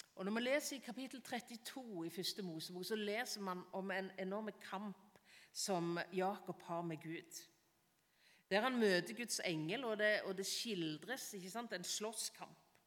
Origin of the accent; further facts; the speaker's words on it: Varhaug, Rogaland, Norway; Når jeg gikk på barneskolen hjemme på Varhaug